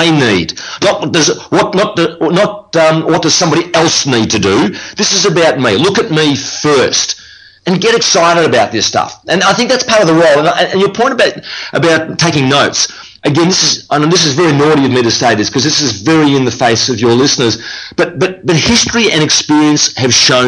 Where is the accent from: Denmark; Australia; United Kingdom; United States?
Australia; Melbourne, Victoria; that's where I'm from Melbourne, Australia